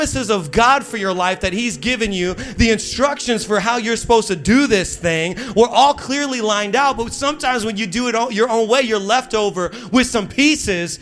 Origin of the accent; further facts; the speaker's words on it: Midwest, United States; now in Long Island, United States; I'm from the Midwest and we say things the right way